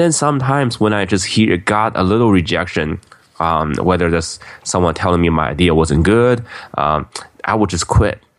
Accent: Beijing, China; now in United States; I grew up in Beijing, China

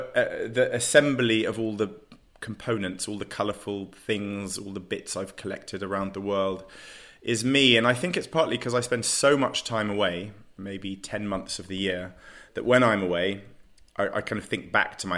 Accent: London, United Kingdom; I'm a Londoner through and through. I was born in the middle of London. I could see Marble Arch from my childhood bedroom.

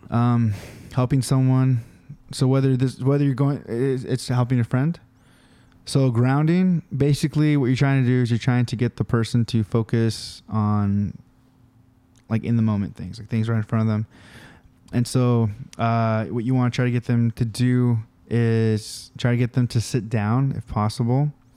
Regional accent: California, United States; We're from California

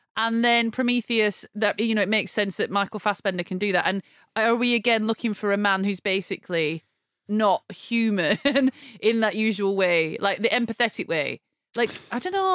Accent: United Kingdom; I'm British

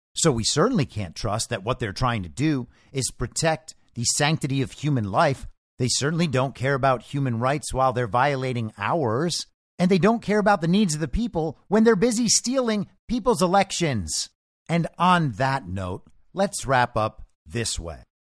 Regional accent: United States; as an American

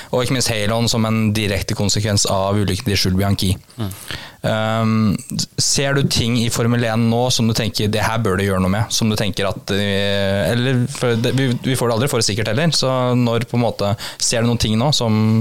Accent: Kongsvinger, Innlandet, Norway; moved away; er jeg opprinnelig fra Konsinger

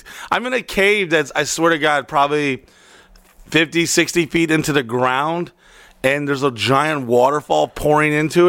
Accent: Florida, United States; Oh, from Florida.

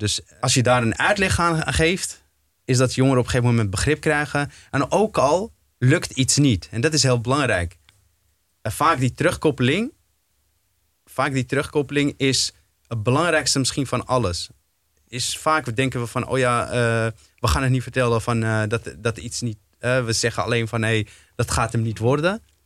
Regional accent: Amsterdam, North Holland, Netherlands; ik kom uit Slotervaart zelf, eh, ben daar opgegroeid

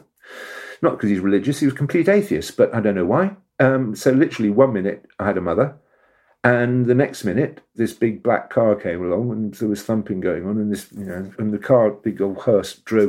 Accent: Tasmania, Australia; moved away; I was born in Tasmania, and so I went back there to the land of my birth

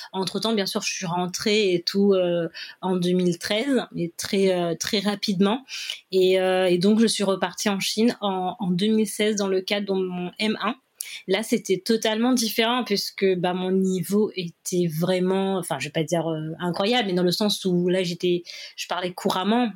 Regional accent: Réunion; moved away as an adult; also born or lived in China / Paris, France; J'ai quitté la Réunion en août 2012 et je suis rentrée euh, le 15 mai 2022.

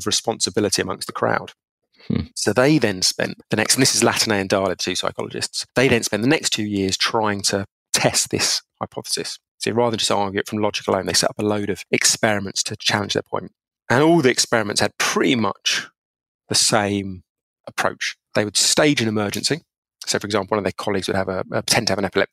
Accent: Essex, East of England, United Kingdom; I grew up in England. People might or might not know it, but a place called Essex

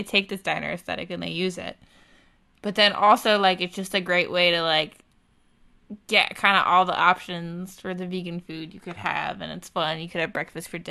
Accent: Long Island, New York, United States; we grew up on Long Island

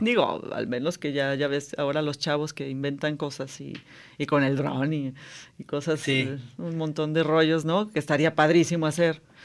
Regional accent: Jalisco, Mexico; yo nací en Jalisco, aunque mi mamá era irlandesa

